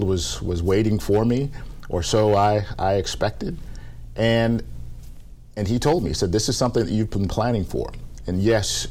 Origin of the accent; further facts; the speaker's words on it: Seattle, Washington, United States; moved away as an adult; also born or lived in Atlanta; Seattle is a great place for me to grow up